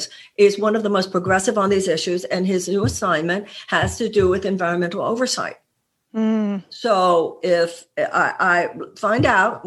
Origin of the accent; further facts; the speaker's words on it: United States; we the American people